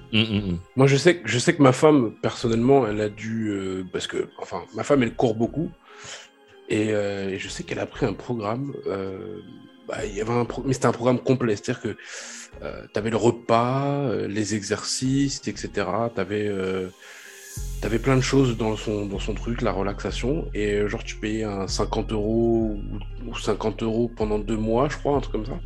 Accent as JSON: {"language": "French", "town": "Paris", "region": "Île-de-France", "country": "France", "said": "je suis parisien"}